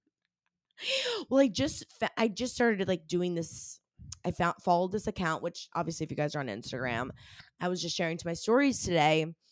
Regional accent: Maine, United States; I'm from Maine. I was living in Maine at the time

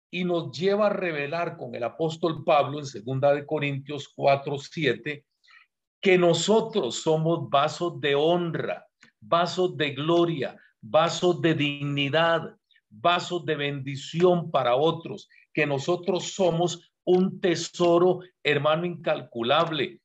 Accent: Costa Rica; also born or lived in San José, Costa Rica; Yo soy de Costa Rica, vivo en San José, que es la capital, pero vine a dar un congreso aquí en Colombia, Bogotá

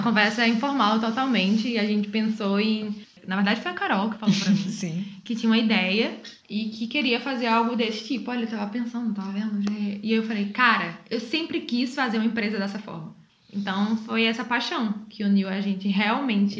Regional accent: Aracaju, Sergipe, Brazil; moved away as an adult; now in Portugal; sou brasileira, sou de Aracaju, Sergipe e moro aqui em Portugal basicamente mais dois anos

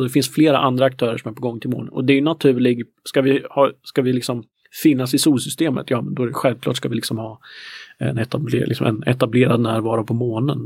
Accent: Närke, Örebro County, Sweden; jag är ju närking i grunden

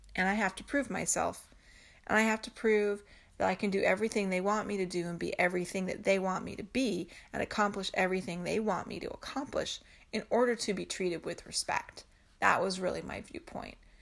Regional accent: East Coast, United States; I grew up on the East Coast

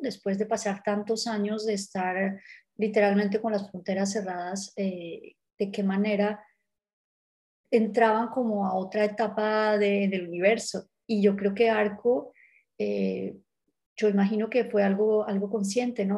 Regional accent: Colombia; soy colombiana

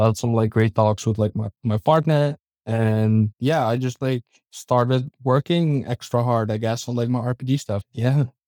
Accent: Hilversum, North Holland, Netherlands; Just my hometown

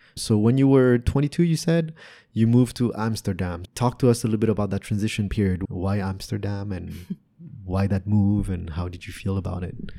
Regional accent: France; also born or lived in Canada; now in Vietnam; Growing up in Europe

